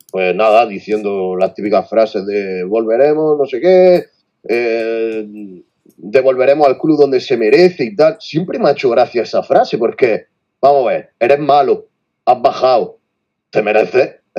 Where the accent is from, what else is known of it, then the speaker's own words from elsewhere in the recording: Albacete, Castilla-La Mancha, Spain; Yo soy de Albacete y, me quedo en, Albacete Resort.